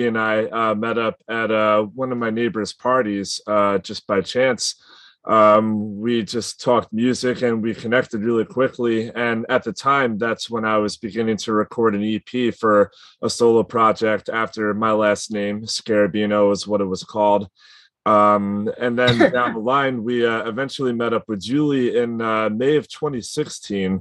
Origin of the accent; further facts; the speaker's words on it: New York, United States; I'm from New York